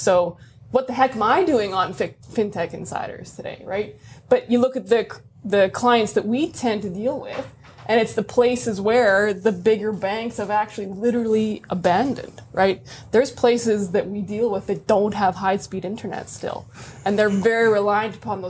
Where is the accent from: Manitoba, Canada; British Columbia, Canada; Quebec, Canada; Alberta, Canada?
Manitoba, Canada; Brandon; now in Toronto, Canada; I'm actually not from Winnipeg. I'm from a smaller place, Brandon, Manitoba.